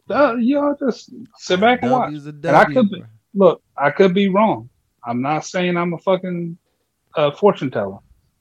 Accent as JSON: {"language": "English", "country": "United States", "said": "But as an American"}